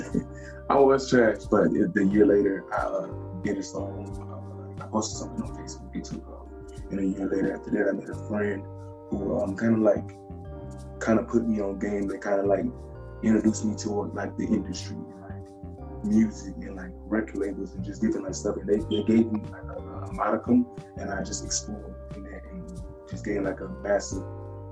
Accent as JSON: {"language": "English", "region": "South Carolina", "country": "United States", "said": "I'm from South Carolina"}